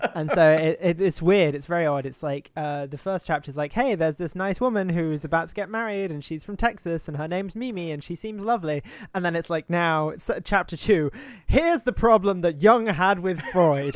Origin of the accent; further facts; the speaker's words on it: United Kingdom; as a Brit